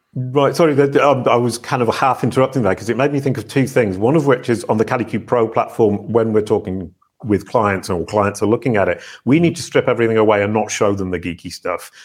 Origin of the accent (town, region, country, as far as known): Yorkshire moors, north of England, Yorkshire and the Humber, United Kingdom; born or raised there